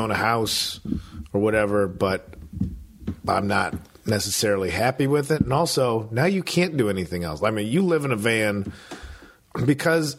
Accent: Midwest, United States; moved away; I'm from the Midwest.

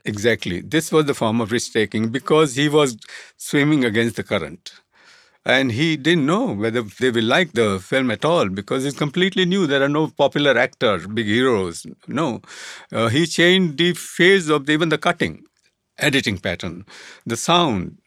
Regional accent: Kutch, Gujarat, India; I come from Kutch

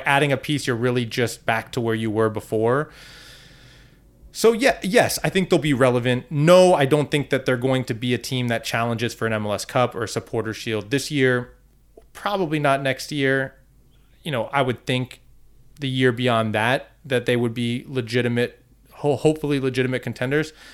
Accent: Northern Virginia, United States; I'm from Northern Virginia

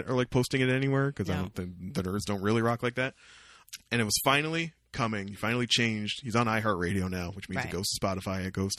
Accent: Vancouver, British Columbia, Canada; born there; If you ask me where I was born, I was born in Vancouver.

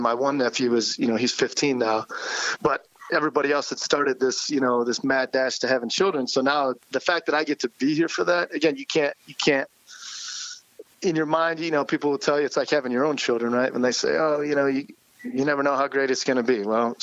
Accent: Delta, Ohio, United States; moved away as an adult; also born or lived in Topeka, Kansas / Kansas City; now in Michigan, United States; it's a small town called Delta, which is just outside of Toledo.

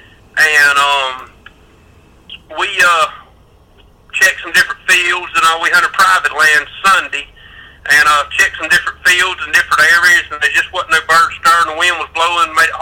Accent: Hazlehurst, Georgia, United States; I'm actually from South Georgia, would probably be the South Central Georgia. Hazelhurst, Telfair County

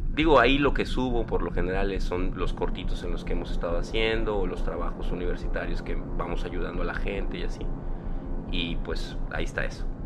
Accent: Yucatán, Mexico; soy el único yucateco con superpoderes que conozco

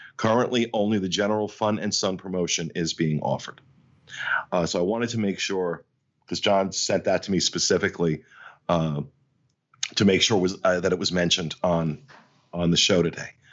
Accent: New Jersey, United States; I'm from Jersey. I'm from Jersey

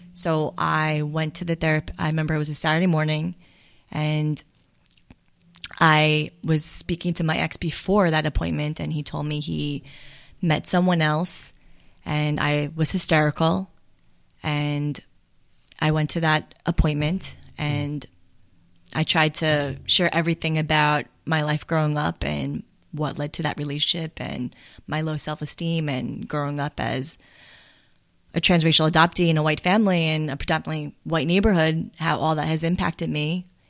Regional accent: Farmingdale, New York, United States; also born or lived in Seoul, South Korea / Bellmore, New York; I grew up in Farmingdale

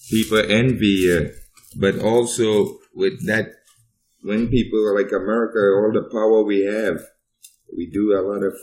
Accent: New York, United States; moved away as an adult; also born or lived in Trinidad; now in Fairbanks, United States; I grew up in Brooklyn and I was there first.

